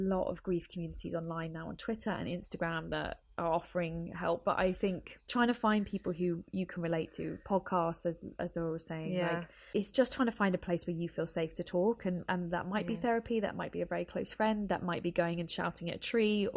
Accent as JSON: {"language": "English", "country": "United Kingdom", "tie": "born or raised there", "first_language": "English", "said": "I am able to navigate and advocate for myself within the NHS system. So it's a system I grew up with. English is my first language."}